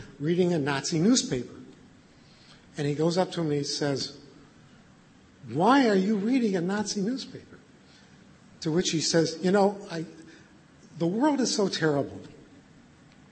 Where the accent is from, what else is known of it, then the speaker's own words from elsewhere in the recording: United States; I am totally American